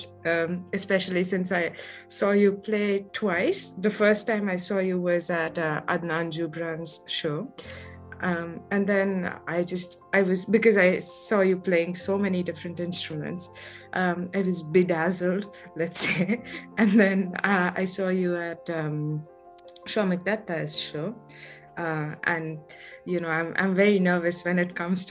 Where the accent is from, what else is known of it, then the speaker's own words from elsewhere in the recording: Mumbai, Maharashtra, India; moved away; I'm from Mumbai